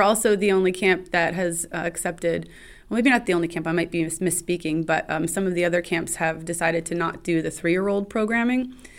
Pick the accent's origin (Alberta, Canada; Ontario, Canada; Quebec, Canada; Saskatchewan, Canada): Ontario, Canada; Ottawa; moved away as an adult; now in Manlius, United States; I'm from Ottawa.